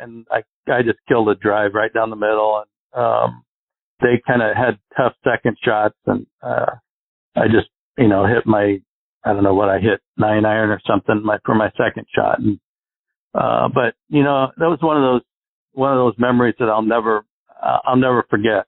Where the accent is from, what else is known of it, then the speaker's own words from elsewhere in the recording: Arizona, United States; I grew up in Arizona where we get no wind here